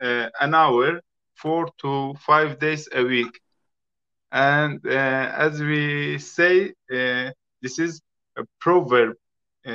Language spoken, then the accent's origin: English; Iran; English is a second language; moved away as an adult; now in United Kingdom; I'm from Iran.